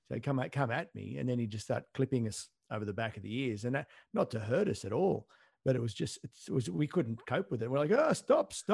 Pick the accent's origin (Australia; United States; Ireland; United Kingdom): Australia; Toongabbie, New South Wales; accent: Australian; grew up in the western suburbs town of Toongabby